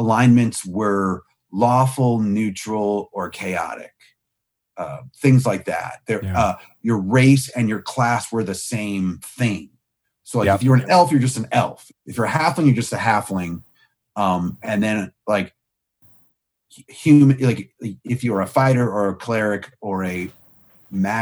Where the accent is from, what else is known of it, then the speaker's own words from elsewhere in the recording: Clifton, Virginia, United States; I grew up in Clifton, Virginia, which is close enough to DC